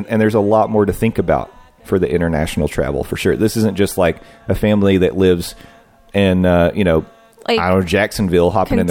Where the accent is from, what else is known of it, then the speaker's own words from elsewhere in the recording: Canada; We're Canadian, so the exchange makes it much more expensive.